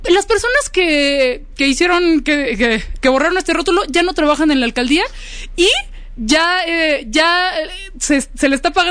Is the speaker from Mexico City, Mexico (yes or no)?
yes; Venustiano Carranza, Mexico City, Mexico; Así, bendito Dios, soy de la Venus Carranza.